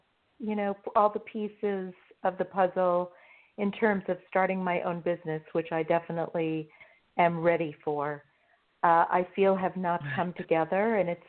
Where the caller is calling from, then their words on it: California, United States; Hi, this is … I'm calling from California.